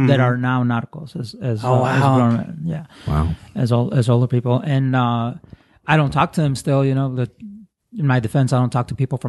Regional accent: Nogales, Sonora, Mexico; moved away; I grew up in Nogales, Sonora

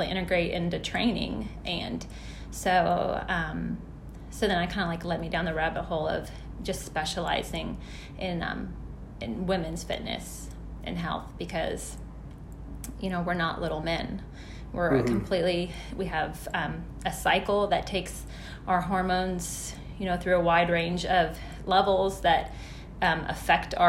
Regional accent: Clearwater, Florida, United States; moved away as an adult; also born or lived in Elizabethtown, Kentucky; now in New Albany, United States; I am from Clearwater, Florida

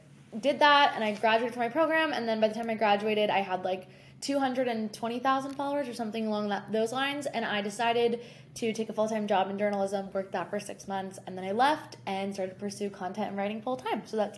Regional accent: Jersey Shore, New Jersey, United States; moved away as an adult; also born or lived in Michigan; now in New York City, United States; I am originally from the Jersey Shore, and I moved to New York City after graduating from the University of Michigan to go to Columbia Journalism School to get my master's.

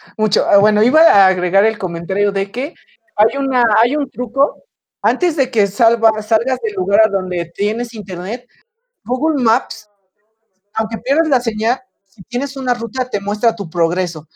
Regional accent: rural Puebla area, Mexico; mi rancho, de donde soy originario, es una zona que es extremadamente céntrica al punto de que a la izquierda tienes a a la derecha tienes Veracruz, arriba tienes Puebla

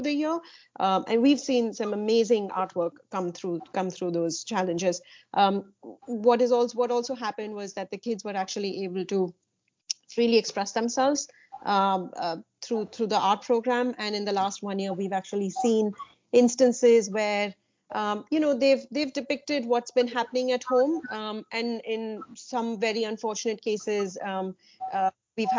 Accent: India; I grew up in India

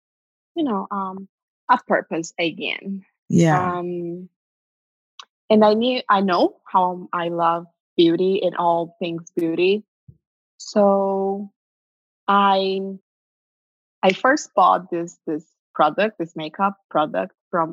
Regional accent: Brazil; English is a second language; moved away as an adult; now in Orlando, United States; I got a GED here because I didn't bring all my documents from Brazil

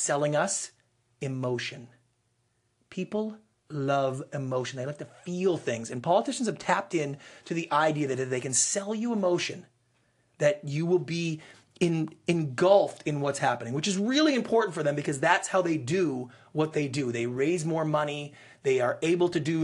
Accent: Canada; moved away as an adult; now in United States; I am Canadian, so I am not an American citizen. I'm an immigrant to this country. I came here 12 years ago.

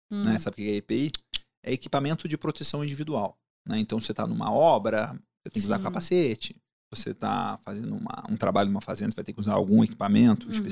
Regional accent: Rio de Janeiro, Brazil; Eu, morei, eu, sou carioca, morei no Rio.

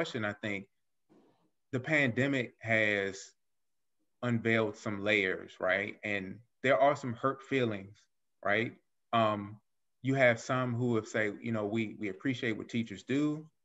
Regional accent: Alexandria, Virginia, United States; I grew up in Arlandria, Chitilagua

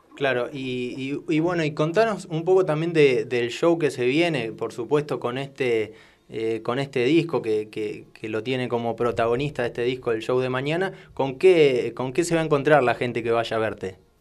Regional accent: Argentina; todos los argentinos

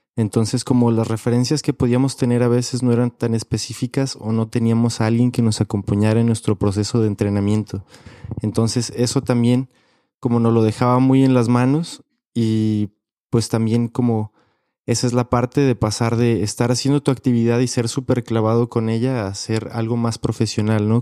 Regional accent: Mexico; Como escaladores mexicanos

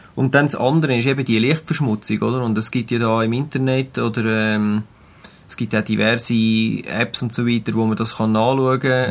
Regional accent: Switzerland; bei uns in der Schweiz

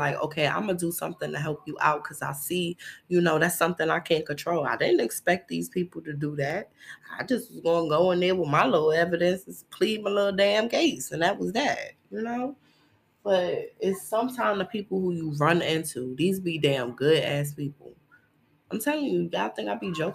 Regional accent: New York City, New York, United States; I come from Brooklyn, New York

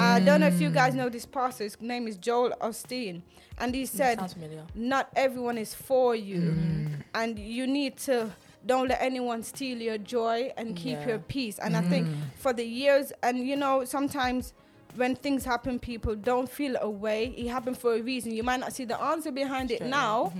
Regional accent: Jamaica; now in England; when I grew up in Jamaica

